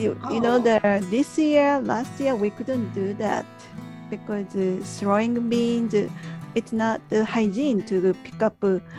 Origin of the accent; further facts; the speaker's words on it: Japan; from Japan.